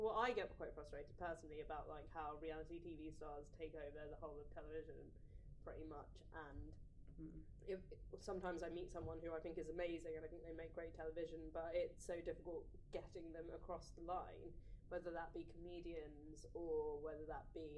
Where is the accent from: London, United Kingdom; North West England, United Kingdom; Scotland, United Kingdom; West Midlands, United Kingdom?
London, United Kingdom; I grew up in East London in kind of a working class area, very diverse.